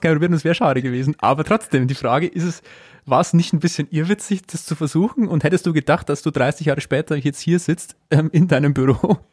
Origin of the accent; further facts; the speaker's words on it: Amberg, Bavaria, Germany; bin ich in Amberg aufgewachsen